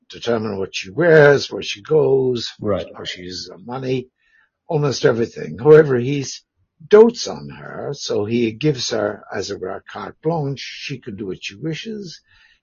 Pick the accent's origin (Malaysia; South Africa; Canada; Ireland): Ireland; moved away as an adult; also born or lived in Belfast / Dublin / Cambridge / Canberra; I'm Irish by background